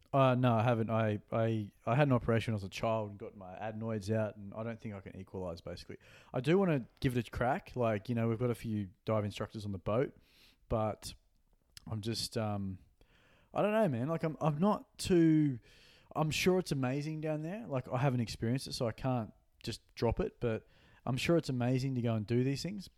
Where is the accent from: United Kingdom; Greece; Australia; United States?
Australia; Gold Coast, Queensland; born or raised there